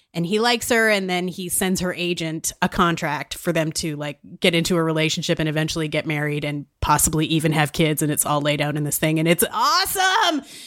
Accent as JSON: {"language": "English", "region": "Saskatchewan", "country": "Canada", "said": "I'm from Saskatchewan"}